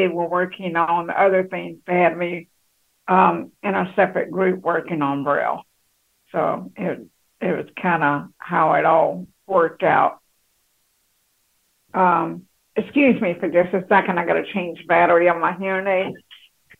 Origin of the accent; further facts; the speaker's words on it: Shreveport, Louisiana, United States; I grew up in Louisiana, in Shreveport, Louisiana. That was where I was born and raised in 1962, in December